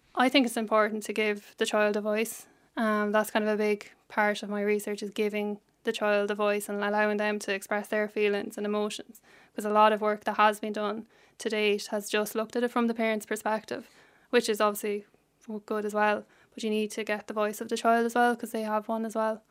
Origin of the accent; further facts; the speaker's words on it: Cullohill, Laois, Ireland; I'm from Leash